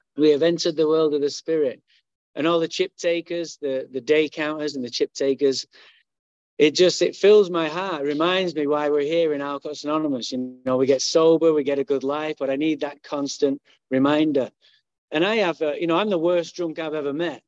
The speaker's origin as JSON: {"language": "English", "town": "Manchester", "region": "North West England", "country": "United Kingdom", "tie": "born or raised there", "moved": "yes", "lives_now": "Santa Barbara, United States", "said": "I was born in Manchester, England"}